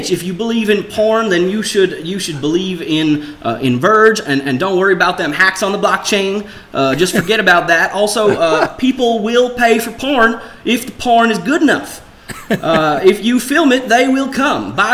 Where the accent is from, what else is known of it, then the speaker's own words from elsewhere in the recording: Russia; English is a second language; moved away as an adult; now in London, United Kingdom; I am from Russia. Uh, unfortunately, I had to move to London to escape my government